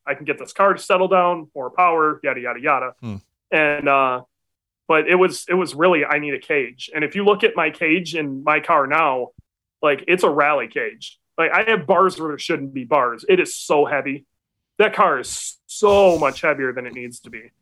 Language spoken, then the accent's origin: English; Muskegon, Michigan, United States; moved away; also born or lived in North Carolina; I grew up in Michigan. I'm from Michigan. I'm from the Muskegon area